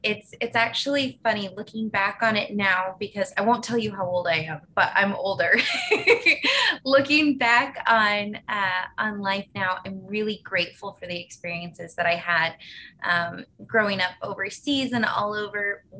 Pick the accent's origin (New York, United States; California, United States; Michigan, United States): California, United States; also born or lived in Nevada / Scotland; So I was born in California, and then my family moved to Nevada, and then we moved back to California, and then we moved to Scotland.